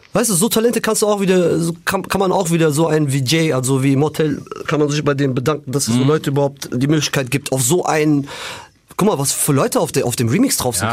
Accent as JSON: {"language": "German", "town": "Frankfurt", "region": "Hesse", "country": "Germany", "said": "bei uns in Frankfurt"}